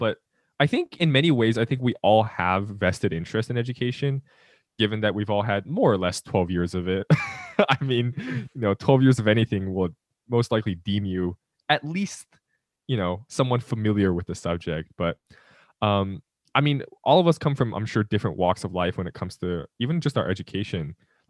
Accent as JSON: {"language": "English", "region": "California", "country": "United States", "tie": "born or raised there", "also_born_or_lived": "Utah", "said": "I was born in Utah, moved to California, and then moved to multiple places in California."}